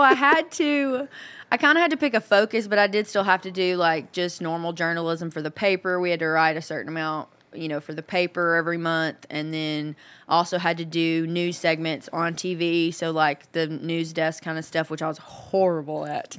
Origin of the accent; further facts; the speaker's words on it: Hope, Arkansas, United States; moved away as an adult; now in Nashville, United States; I'm from Hope, which is almost in Texas, right outside of Texarkana